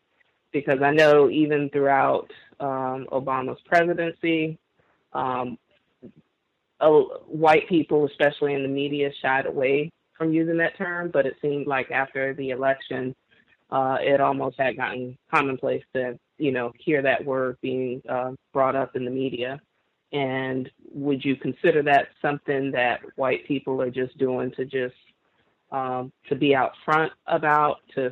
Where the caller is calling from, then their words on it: Florida, United States; I'm calling from Florida.